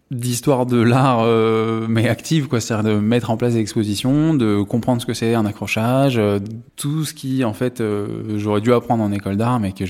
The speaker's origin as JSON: {"language": "French", "town": "Paris", "region": "Île-de-France", "country": "France", "tie": "born or raised there", "moved": "as an adult", "said": "ouais j'ai grandi à Paris je me suis, je suis parti à 18 ans parce que euh, bon, j'en avais marre."}